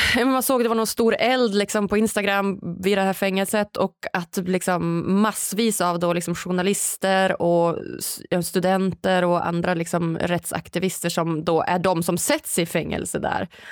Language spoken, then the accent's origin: Swedish; Norrland, Sweden; Jag som är född och uppvuxen i Sverige